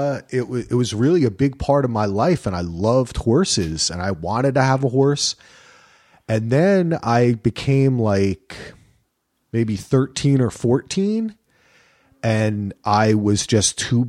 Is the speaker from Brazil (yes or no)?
no; New Jersey, United States; I grew up near the Watchung Mountains, and there was a horse stable up there, and I rode horses all the time.